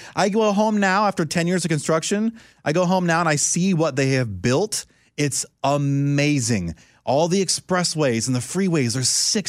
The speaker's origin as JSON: {"language": "English", "town": "Orlando", "region": "Florida", "country": "United States", "tie": "born or raised there", "said": "I hate to say it because it's my hometown, I'm not trying to sound like a homer, Orlando, Florida"}